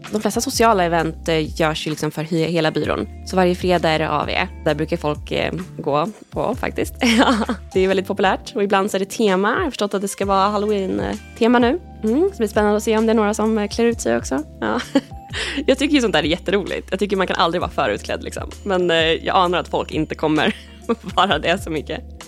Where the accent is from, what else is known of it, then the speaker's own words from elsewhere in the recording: Stockholm, Stockholm County, Sweden; moved away as an adult; also born or lived in Lund / Edinburgh; Nu är jag tillbaka här i Stockholm, jag är från Stockholm från början